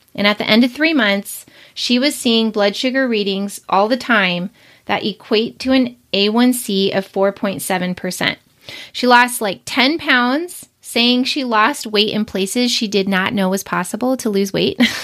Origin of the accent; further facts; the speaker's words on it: Billings, Montana, United States; I'm from Billings, Montana